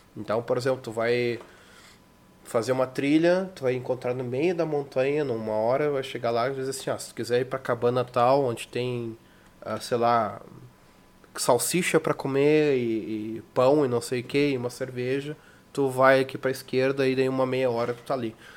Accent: Brazil; moved away

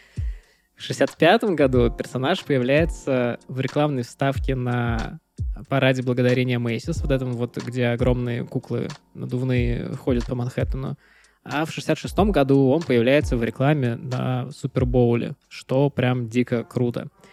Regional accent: Pskov, Pskov Oblast, Russia; moved away as an adult; Я же вырос в Пскове

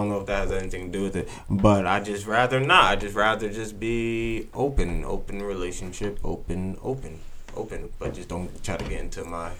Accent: Tinton Falls, New Jersey, United States; born or raised there

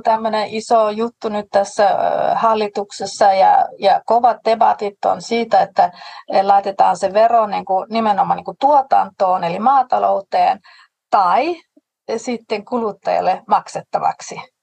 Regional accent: Denmark; olen tanskalainen

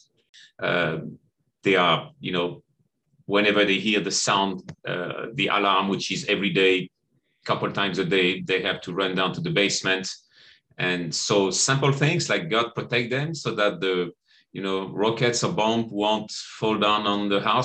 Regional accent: Nice, Provence-Alpes-Côte d'Azur, France; moved away as an adult; also born or lived in Ukraine; I am from Nice, France.

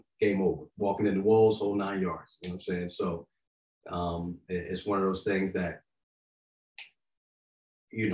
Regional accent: Yonkers, New York, United States; also born or lived in Florida; now in Tennessee, United States; I grew up in Yonkers. I'm a city boy living in the South.

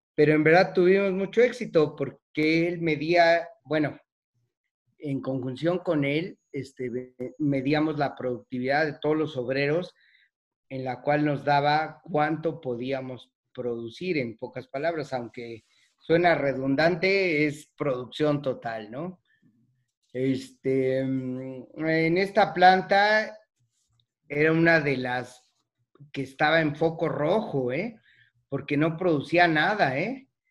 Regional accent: Mexico City, Mexico; moved away; Soy originario de la Ciudad de México

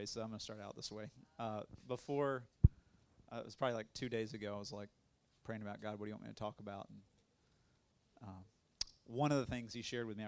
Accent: Tallahassee, Florida, United States; I'm from Tallahassee originally, born and raised.

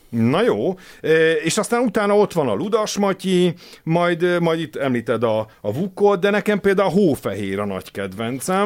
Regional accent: Hungary; én magyarként

